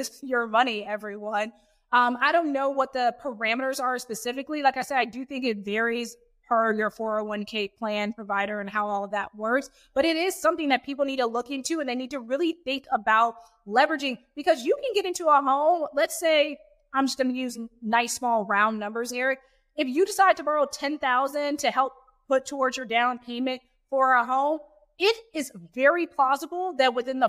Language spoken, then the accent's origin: English; Houston, Texas, United States; moved away as an adult; also born or lived in New York City / London / Syracuse; I'm from Houston, born and raised